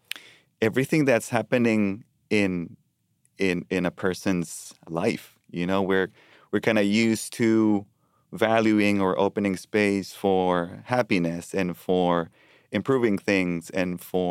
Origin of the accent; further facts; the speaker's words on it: Colombia; now in Richmond, United States; You know, I immigrated in 2015 from Colombia to Richmond.